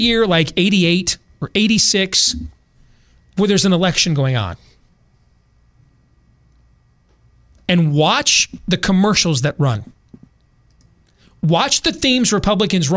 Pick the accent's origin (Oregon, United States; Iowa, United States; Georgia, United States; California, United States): Iowa, United States; Des Moines; I grew up on the South Side